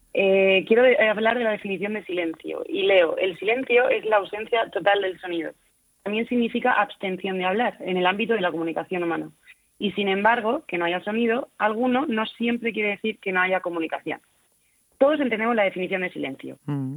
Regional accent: Cartagena, Region of Murcia, Spain; somos miles los cartageneros que rezamos y cantamos

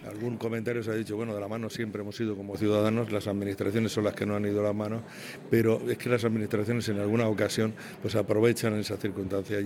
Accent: Jumilla, Region of Murcia, Spain; moved away as an adult; soy de Jumilla, nacido en Jumilla

